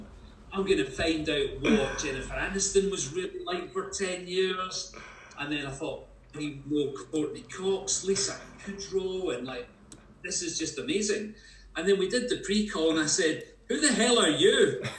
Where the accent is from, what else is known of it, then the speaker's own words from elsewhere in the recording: Paisley, Scotland, United Kingdom; Martin is from Paisley, where I come from as well. I was born in Paisley in 1962